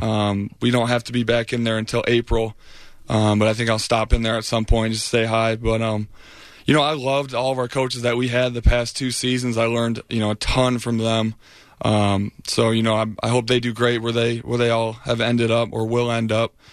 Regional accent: Michigan, United States; moved away as an adult; now in Tampa, United States; I'm from Michigan

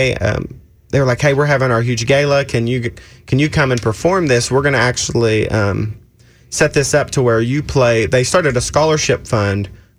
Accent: Oklahoma, United States; I'm from Oklahoma.

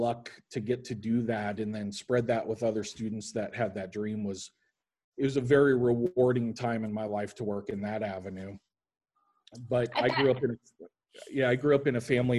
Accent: Lincoln, Nebraska, United States; moved away as an adult; also born or lived in Starkville, Mississippi / Meridian, Mississippi / Kansas City; I grew up in Lincoln, Nebraska

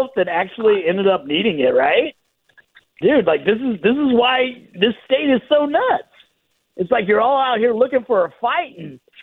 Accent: Sacramento, California, United States; moved away as an adult; now in Texas, United States; I grew up in Sacramento

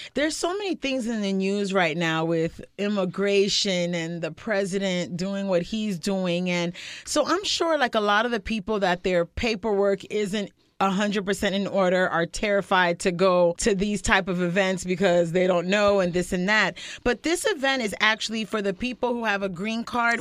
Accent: North Miami, Florida, United States; I grew up in North Miami

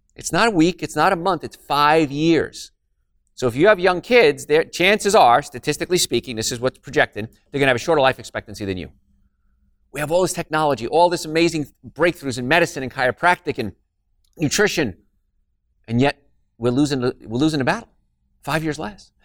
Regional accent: New Jersey, United States; moved away; I'm from New Jersey, so I grew up in a place called Cancer Alley, and it was right around Carl Steady's Rutherford area

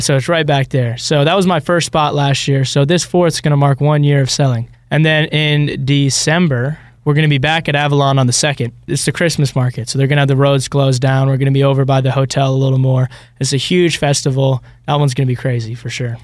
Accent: Ireland; now in Alpharetta, United States; I was born in, uh, Ireland, but currently me and my two partners, we're all living

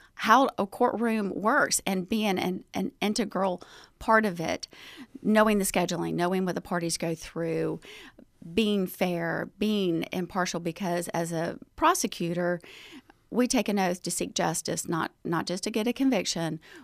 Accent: Chamblee, Georgia, United States; moved away as an adult; now in Athens, United States; I'm from DeKalb County. I grew up, um, at the time it was called Chambly

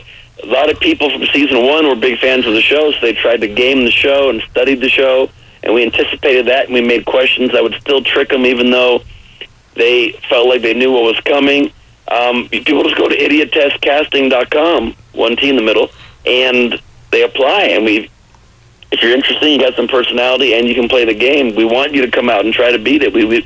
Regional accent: Canada; I'm sorry. I'm Canadian. I'm better than you.

